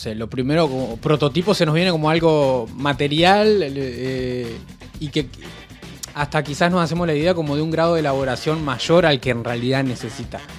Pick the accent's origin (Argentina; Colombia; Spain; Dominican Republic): Argentina; Rosario, Santa Fe; toda, la vida, toda la vida yo he vivido en Rosario